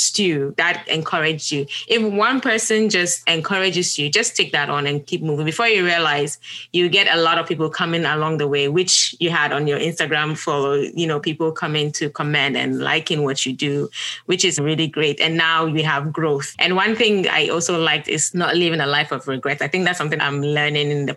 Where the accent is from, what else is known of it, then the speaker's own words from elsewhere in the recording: Ghana; also born or lived in Gambia; now in United States; I am Ghanaian and I lived in Gambia, currently live in the US.